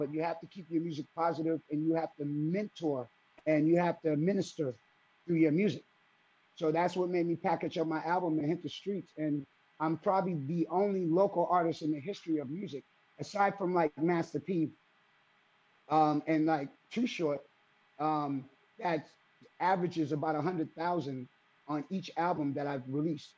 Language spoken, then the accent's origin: English; Boston, Massachusetts, United States; growing up in Jamaica Plain and also Roxbury